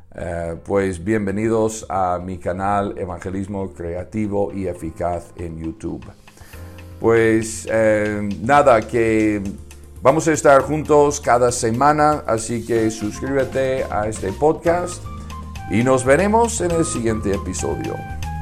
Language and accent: Spanish; Chicago, Illinois, United States; now in Madrid, Spain; yo nací en Estados Unidos, en Chicago. Me he criado en una granja de gallinas